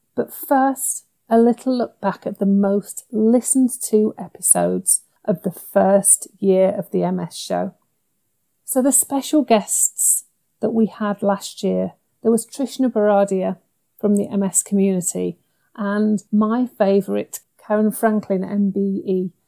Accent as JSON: {"language": "English", "region": "Yorkshire and the Humber", "country": "United Kingdom", "said": "I'm a Yorkshire lass"}